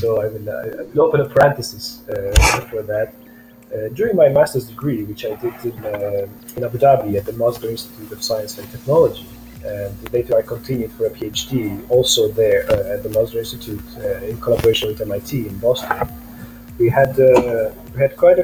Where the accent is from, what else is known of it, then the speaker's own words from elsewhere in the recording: Romania; I grew up in Romania